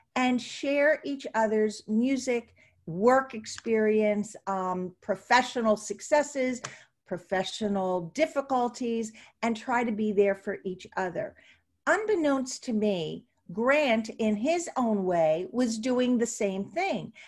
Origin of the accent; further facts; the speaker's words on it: Ventnor City, New Jersey, United States; grew up in Atlantic City, and actually Ventnor